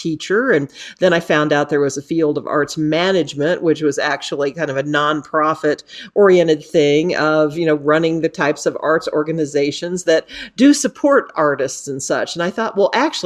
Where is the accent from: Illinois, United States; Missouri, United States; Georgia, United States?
Illinois, United States; moved away; This was back in the Midwest. I'm from Illinois originally